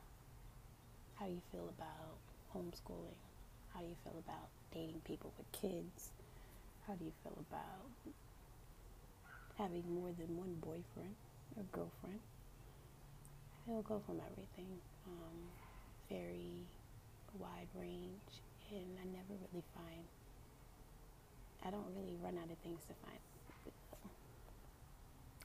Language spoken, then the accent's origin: English; Tampa, Florida, United States; also born or lived in Apollo Beach, Florida; I grew up in Tampa, Florida, born and raised in Tampa, Florida. I've actually never left, never moved to a different state